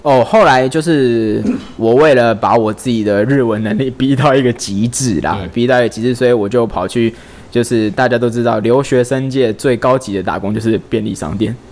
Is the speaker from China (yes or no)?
no; Taiwan; 我们台湾人去那语言学校之前不需要考什么试